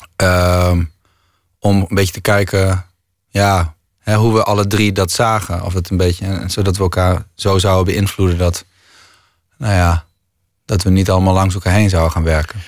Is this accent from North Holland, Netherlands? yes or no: no; Groningen, Netherlands; ik kom uit Groningen